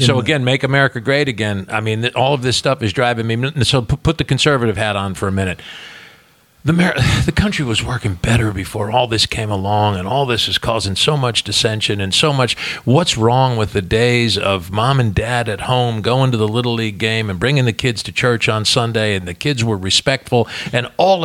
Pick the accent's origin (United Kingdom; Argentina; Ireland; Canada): Ireland; I'm an Irishman. I can embellish and bullshit.